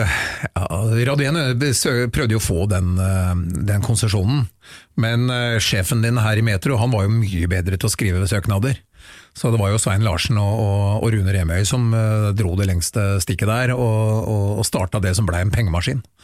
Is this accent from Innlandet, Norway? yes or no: no; Oslo, Norway; Jeg er jo byslamp, født og oppvokst i Oslo sentrum